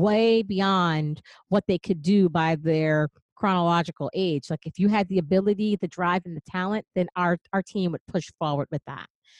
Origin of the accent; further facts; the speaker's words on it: Passaic, New Jersey, United States; I grew up in Passaic, New Jersey